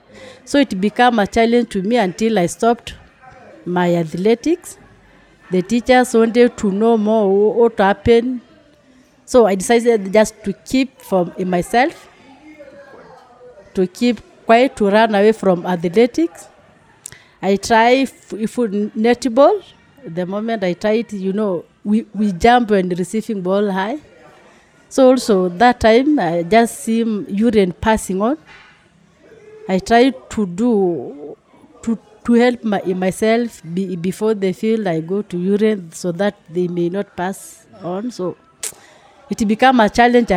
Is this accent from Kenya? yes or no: yes; Maasai land, Maasailand, Kenya; I grew up in Maasai land where people don't go to clinic